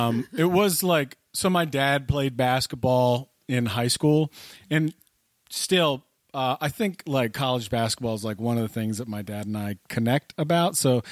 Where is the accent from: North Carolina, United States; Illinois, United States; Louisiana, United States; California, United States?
North Carolina, United States; Chapel Hill; moved away as an adult; now in New York City, United States; I grew up in Chapel Hill, North Carolina.